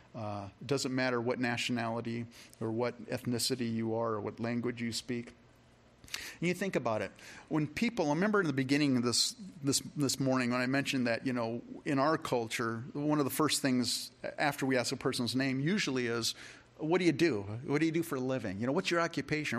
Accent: California, United States; now in Rochester, Minnesota, United States; when I was a kid, you know, I grew up in California, and in fourth grade

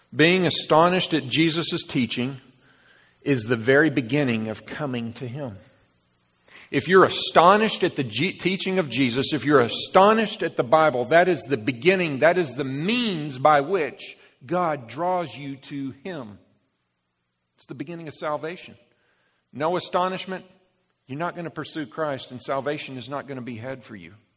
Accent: Dallas, Texas, United States; Dallas, Texas, my basically my hometown

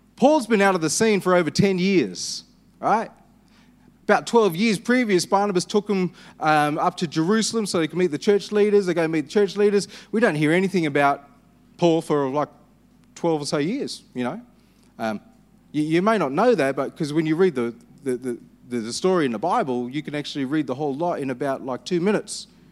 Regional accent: Perth, Western Australia, Australia; I'm Anglo-Indian. I was born in Perth.

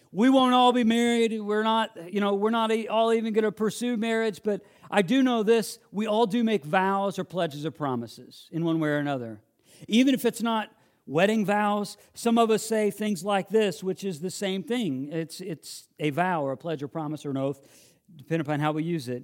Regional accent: Illinois, United States; moved away; I grew up in the Midwest

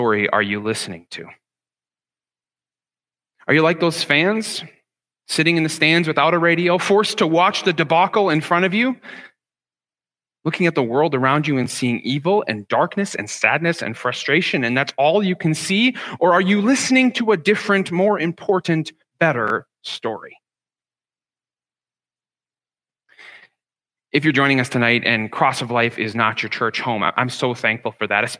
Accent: Ottawa, Ontario, Canada; first language English; now in Toronto, Canada; growing up in Ottawa was going to minor league baseball games with my dad

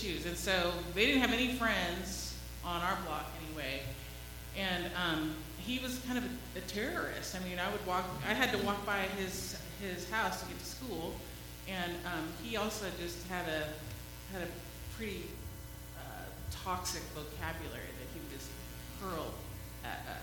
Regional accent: White Center, Washington, United States; When I was growing up in White Center, it was predominantly white, a blue-collar neighborhood.

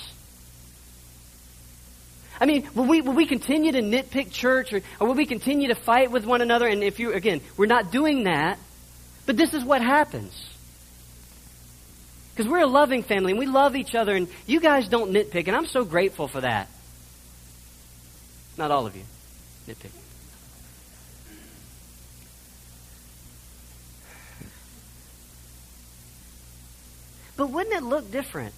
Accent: United States; I grew up in the United States

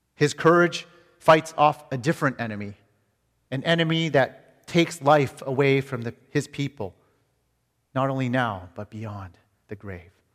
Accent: Canada; moved away as an adult; now in United States; as a Canadian coming to America

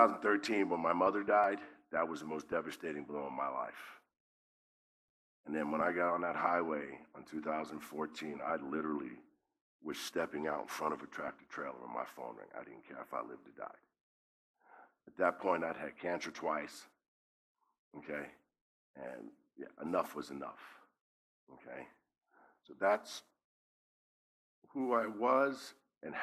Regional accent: New York City, New York, United States; also born or lived in Utah / Las Vegas / Montana; now in Somerset, Kentucky, United States; I grew up in the Bronx, New York

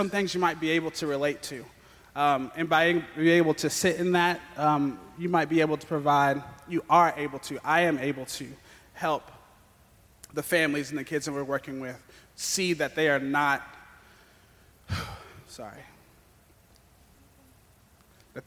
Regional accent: Lexington, Kentucky, United States; I am from Lexington

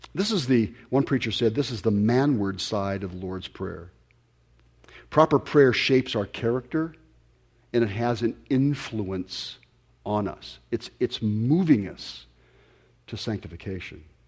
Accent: Ventura County, California, United States; I grew up here in Ventura County

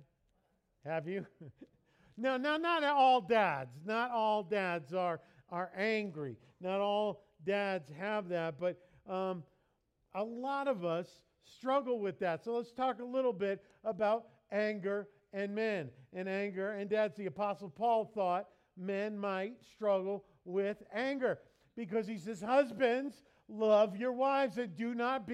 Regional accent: New York, United States; moved away; I grew up in New York

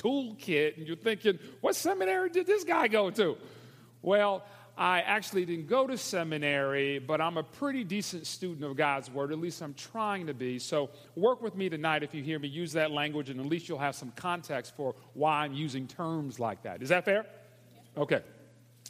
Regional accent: Detroit, Michigan, United States; moved away as an adult; now in Atlanta, United States; I was born in Detroit, Michigan

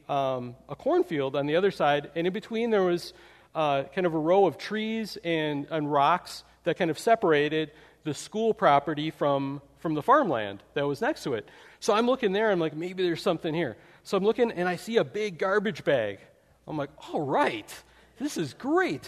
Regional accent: Wisconsin, United States; I grew up in Wisconsin

